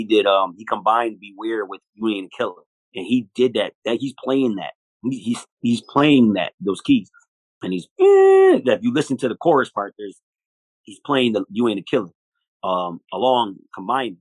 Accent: Buffalo, New York, United States; We're from Buffalo

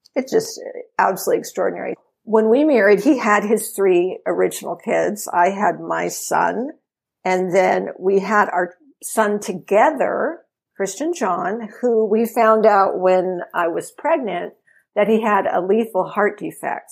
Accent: San Diego, California, United States; I born and raised in San Diego, had a wonderful growing up time

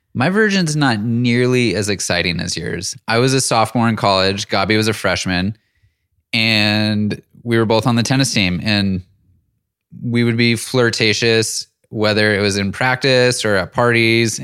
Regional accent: Auburn, California, United States; moved away as an adult; also born or lived in Bay Area / Los Angeles / Seattle; moved up to Northern California in a small town called Auburn, and that's where I spent the majority of my childhood

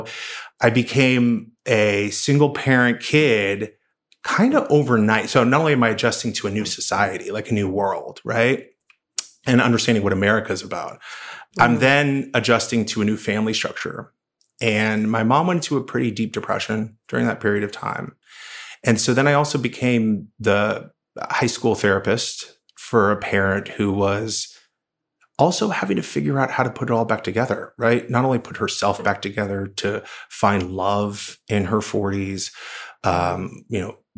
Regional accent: Oklahoma, United States; I grew up in Oklahoma. My mother's still there.

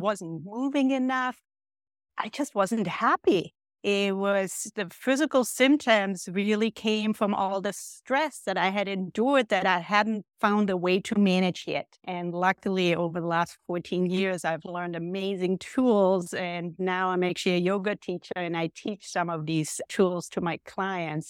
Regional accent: Austria; moved away as an adult; now in United States; I grew up in Austria

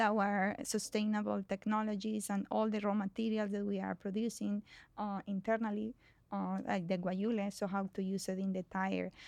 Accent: Colombia; moved away as an adult; now in United States; I was, um, born and raised in Colombia

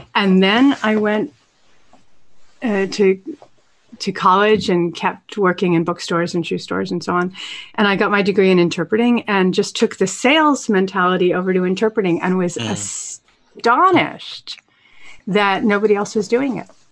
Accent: Vermont, United States; I grew up in Vermont

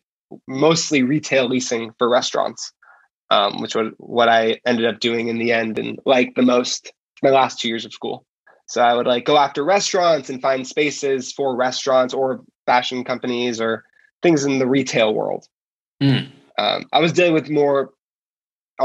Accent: Los Angeles, California, United States; also born or lived in New York; I grew up in Los Angeles

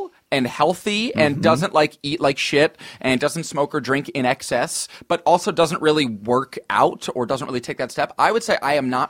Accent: Northeast, United States; now in Los Angeles, United States; We're from the Northeast

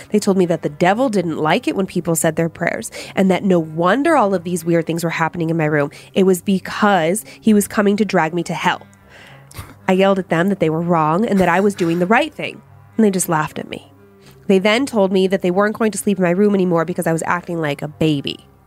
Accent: Hawaii, United States; Growing up in Hawaii was fun and full of amazing adventures. But with Hawaii being a very spiritual place, it was also full of strange experiences.

